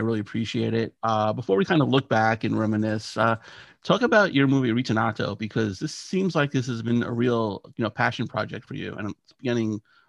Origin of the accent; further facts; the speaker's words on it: New York City, New York, United States; Michael, like myself, is a Queens boy. He grew up in Whitestone. I grew up in Bayside